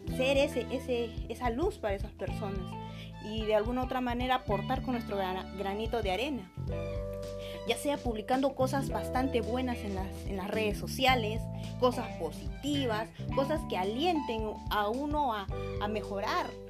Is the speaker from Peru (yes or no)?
yes; Peru; nos dejan mal como peruanos